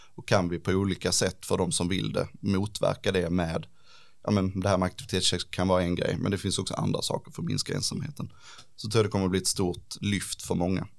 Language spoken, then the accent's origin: Swedish; Ängelholm, Skåne, Sweden; also born or lived in Lund / Helsingborg; Jag är inte född i Ängelholm, men jag har ju bott i stort sett hela mitt liv i Ängelholm